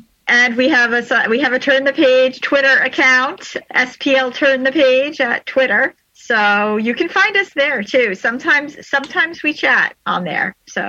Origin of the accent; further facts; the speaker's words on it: Syosset, New York, United States; in Syosset, which is actually my hometown.